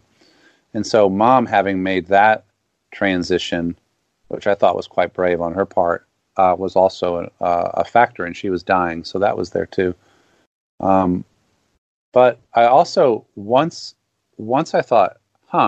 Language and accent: English; the South, United States; as a Southerner and a Southern Baptist for a long time